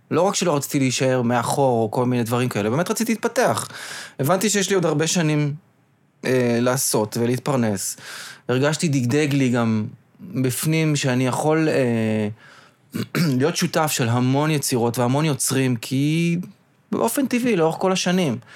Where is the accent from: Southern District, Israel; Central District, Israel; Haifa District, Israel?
Central District, Israel; Petah Tikva; אני בא מפתח תקווה